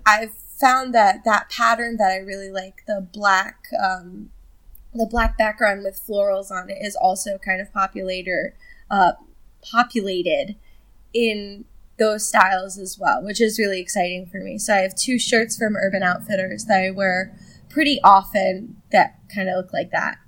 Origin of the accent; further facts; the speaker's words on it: New Jersey, United States; I'm from New Jersey